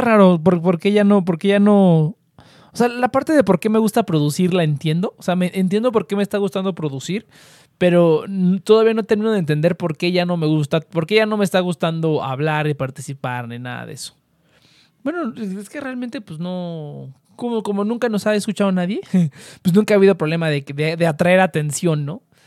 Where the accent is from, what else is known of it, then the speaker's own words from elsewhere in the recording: central Mexico, Mexico; accent: cantadito (del centro); Yo siempre que voy al norte, me están buleando y buleando por el acento